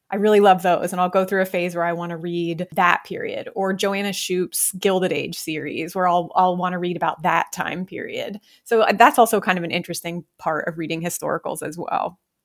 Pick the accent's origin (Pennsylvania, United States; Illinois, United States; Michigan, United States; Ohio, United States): Ohio, United States; moved away as an adult; I was born and raised in Ohio